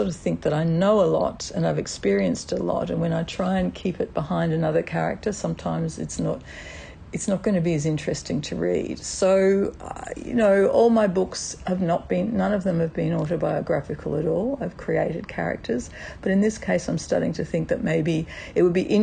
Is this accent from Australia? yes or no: yes; Australia; as an Australian